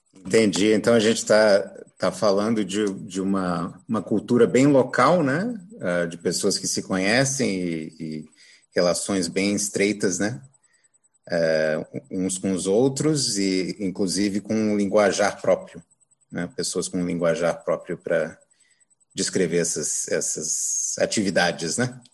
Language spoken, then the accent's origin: Portuguese; Brazil; crescendo aqui no Brasil